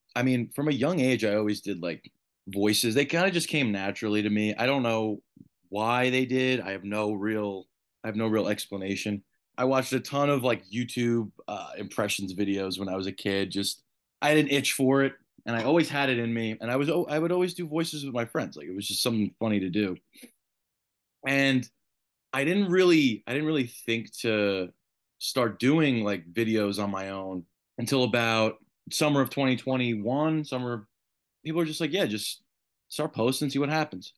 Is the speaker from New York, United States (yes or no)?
yes; New York, United States; even as a New Yorker